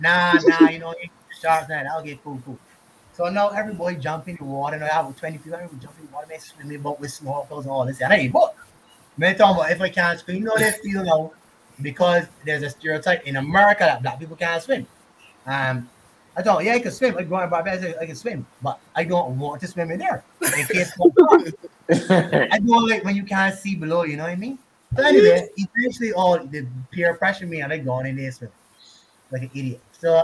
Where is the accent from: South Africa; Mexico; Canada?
South Africa; He's from India. I'm just from South Africa, but Indian descent.